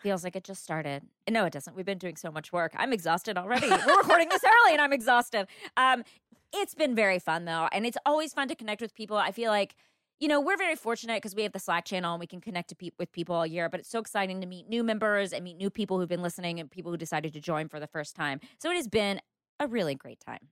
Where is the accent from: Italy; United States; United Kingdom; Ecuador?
United States; the South; I'm from the South